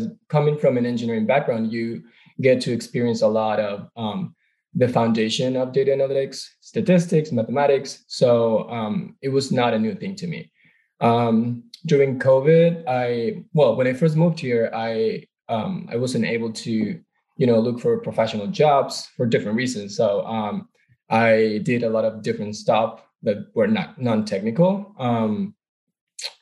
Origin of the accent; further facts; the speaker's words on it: Venezuela; moved away as an adult; now in United States; I'm originally from Venezuela, born and raised.